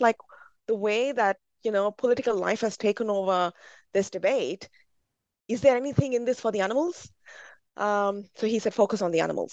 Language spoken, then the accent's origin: English; India; as a Brahmin growing up in India